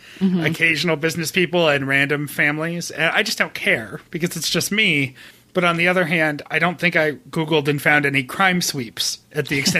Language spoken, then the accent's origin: English; Rochester, New York, United States; moved away; I am from Rochester.